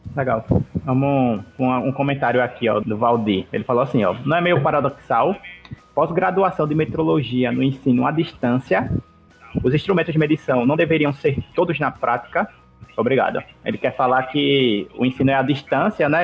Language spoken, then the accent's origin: Portuguese; Alagoas, Brazil; eu aqui que sou de Alagoas